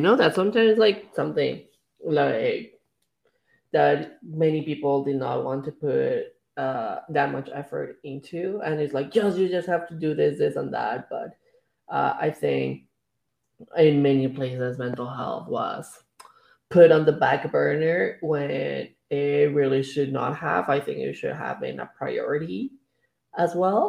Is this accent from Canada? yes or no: yes; Canada; I feel like as a Canadian society